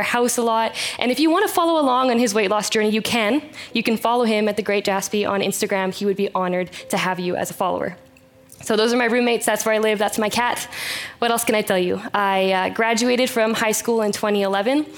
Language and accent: English; Chilliwack, British Columbia, Canada; I was born and raised in Chilliwack, BC, and I still live here